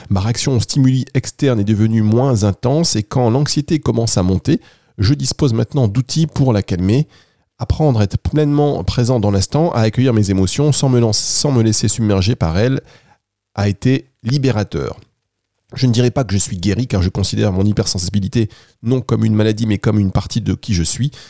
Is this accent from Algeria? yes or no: no; Angers, Pays de la Loire, France; je viens d'Angers.